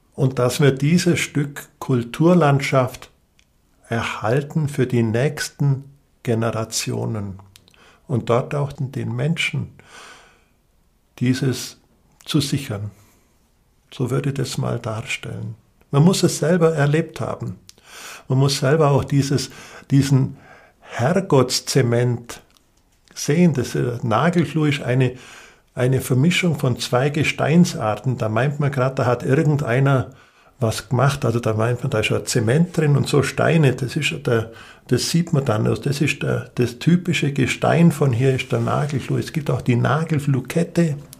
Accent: Allgäu, Bavaria, Germany; zu meiner Heimat mit dazugehört

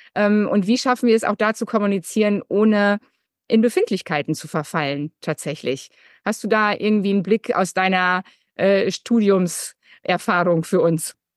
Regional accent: Münsterland, North Rhine-Westphalia, Germany; ich komme jetzt natürlich aus Westfalen-Lippe, auch aus dem Münsterland

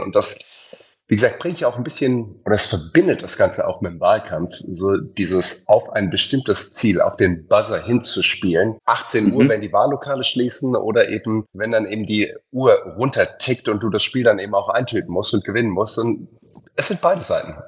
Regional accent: Heidelberg, Baden-Württemberg, Germany; ich bin in Heidelberg groß geworden

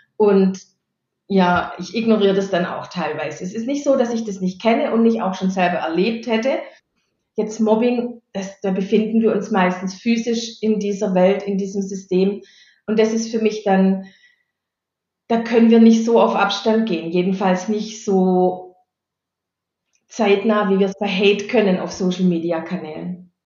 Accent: Stuttgart area, Baden-Württemberg, Germany; also born or lived in Bottwartal; Ich bin geborene Badenerin, aufgewachsen und mein ganzer Lebenslauf war in der Stuttgarter Umgebung

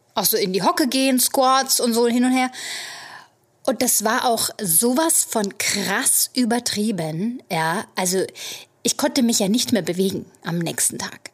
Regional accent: Germany; now in New York, United States; als Deutsche mit unserer Saunakultur

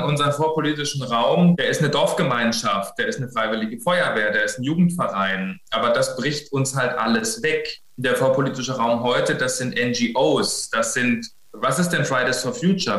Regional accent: Bavaria, Germany; now in Berlin, Germany; Also ich komme ja ursprünglich aus Bayern

